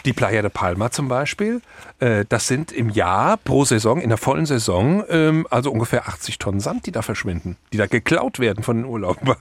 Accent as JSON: {"language": "German", "country": "Germany", "moved": "yes", "lives_now": "Mallorca, Spain", "said": "bei uns in Deutschland"}